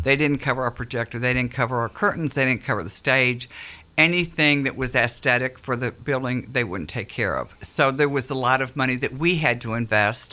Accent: Akron, Ohio, United States; moved away as an adult; now in Gallatin, United States; I'm originally from Akron, Cleveland area

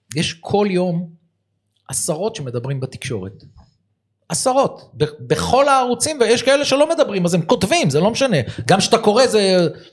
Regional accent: Givatayim, Tel Aviv District, Israel; אנחנו גדלנו יחד בגבעתיים

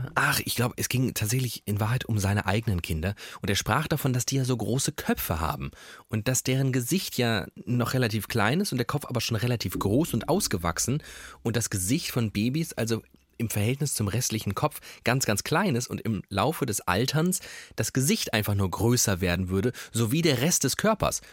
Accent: Germany; wir Deutsche

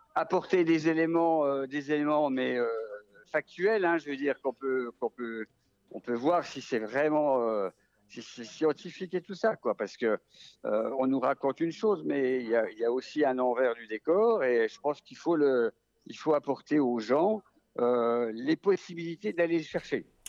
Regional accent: Vosges, Grand Est, France; accent: Vosgien; c'est un accent vosgien

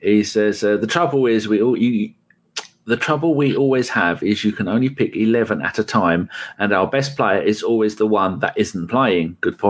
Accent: England, United Kingdom; I'm English

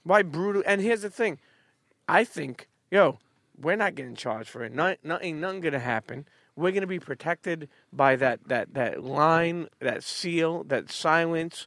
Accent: New York City, New York, United States; also born or lived in Bensonhurst / Bay Ridge; I grew up on Coney Island till I was about thirteen. Then I moved to, uh, uh, Bensonhurst, more so Bay Ridge area

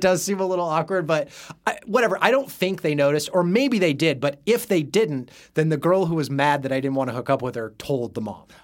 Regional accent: Salem, Oregon, United States; grew up in Salem, Oregon.

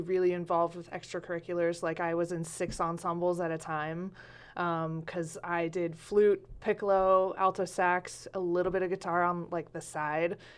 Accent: Medford, Oregon, United States; also born or lived in Lompoc, California / Talent, Oregon; I grew up Southwest Medford, like a mile from here

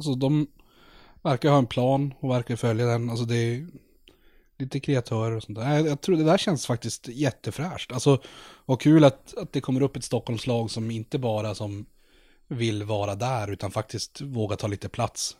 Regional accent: Norrland, Sweden; vi är från Norrland

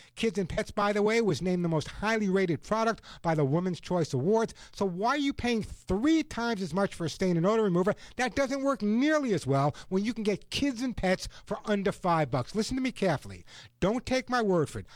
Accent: Long Island, New York, United States; When I was a kid, I grew up on Long Island

